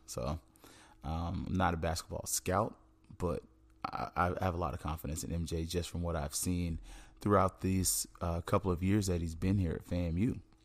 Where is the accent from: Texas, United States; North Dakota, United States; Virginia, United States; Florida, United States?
Florida, United States; Tallahassee; moved away; I'm from Tallahassee.